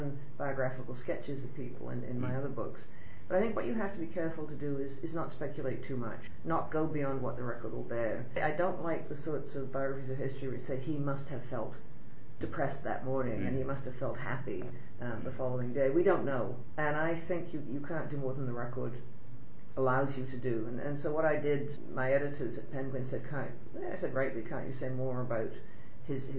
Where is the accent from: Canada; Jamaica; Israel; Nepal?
Canada; I'm a woman, a Canadian